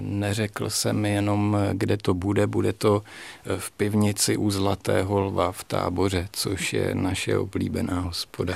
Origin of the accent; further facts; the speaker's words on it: Strakonice, South Bohemian Region, Czechia; pocházím ze Strakonic původem